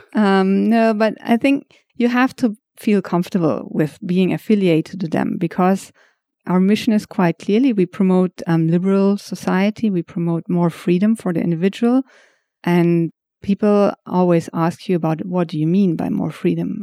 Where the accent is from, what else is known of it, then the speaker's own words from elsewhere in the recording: Hamburg, Germany; moved away as an adult; now in Thailand; I come from Hamburg.